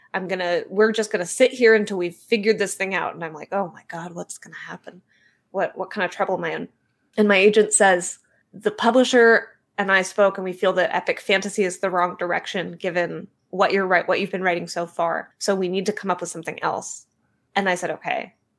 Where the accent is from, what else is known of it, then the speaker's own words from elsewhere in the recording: Bay Area, California, United States; also born or lived in Portland; I was born and raised in California in the Bay Area. I'm back in California now